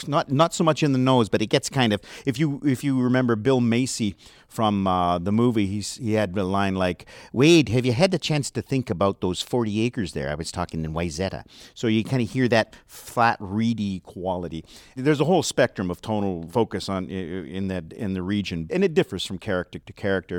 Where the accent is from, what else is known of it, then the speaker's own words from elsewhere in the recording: near Vancouver, British Columbia, Canada; accent: West Coast; I was raised near Vancouver